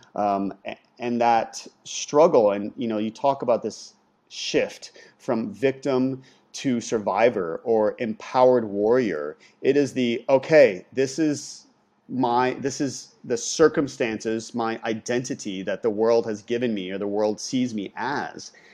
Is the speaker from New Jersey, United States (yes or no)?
no; Ohio, United States; moved away as an adult; growing up in Ohio, leaving, um, getting the scholarship to go to U S C